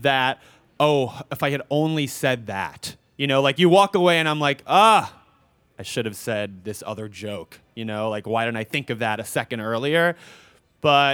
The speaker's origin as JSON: {"language": "English", "town": "New York City", "region": "New York", "country": "United States", "tie": "born or raised there", "said": "I grew up in New York. I grew up in Forest Hills."}